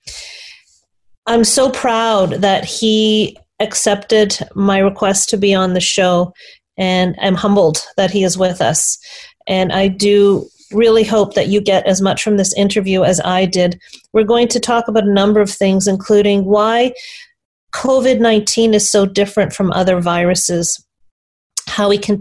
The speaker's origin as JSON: {"language": "English", "country": "Canada", "said": "I'm really proud to be Canadian."}